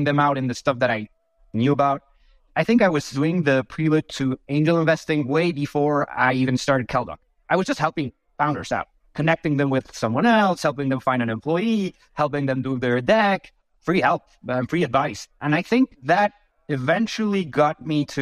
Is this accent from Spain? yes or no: yes; Bilbao, Basque Country, Spain; moved away as an adult; also born or lived in London / France; I was born and raised in Spain, actually, in a small town called Bilbao.